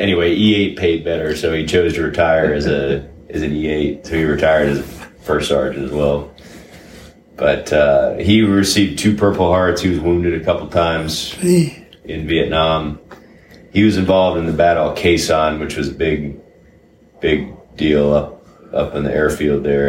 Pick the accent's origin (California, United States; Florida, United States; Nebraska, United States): Florida, United States; Sarasota; I grew up in uh, Sarasota, Florida.